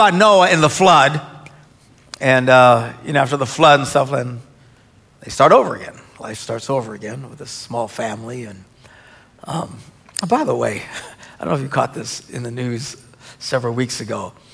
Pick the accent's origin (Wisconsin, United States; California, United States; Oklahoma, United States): Wisconsin, United States; we're from Wisconsin.